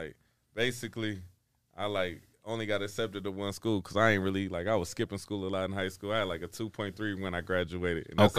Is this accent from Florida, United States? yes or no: no; Flint, Michigan, United States; moved away as an adult; also born or lived in Atlanta, Georgia; I'm really from Flint, Michigan.